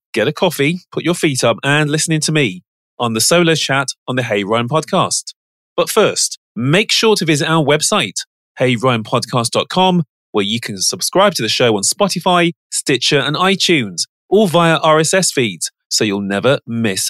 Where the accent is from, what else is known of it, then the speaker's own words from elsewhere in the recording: Birmingham, West Midlands, United Kingdom; I'm from Birmingham, which is the second city of England.